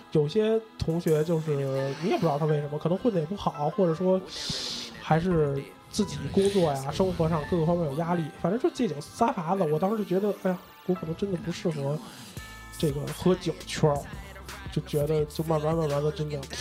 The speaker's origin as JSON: {"language": "Chinese", "region": "Beijing", "country": "China", "said": "就是咱们北京话酒腻子嘛"}